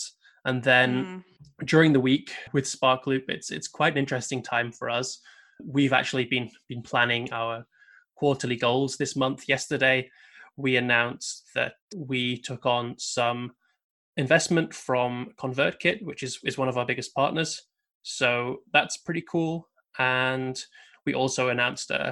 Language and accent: English; United Kingdom; being British